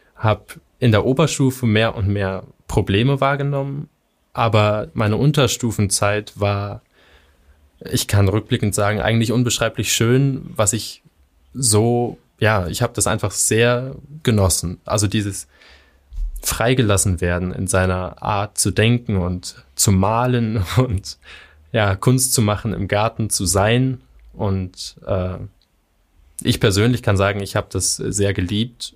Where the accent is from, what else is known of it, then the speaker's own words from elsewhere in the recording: Göttingen, Lower Saxony, Germany; hier in Göttingen, meiner Heimatstadt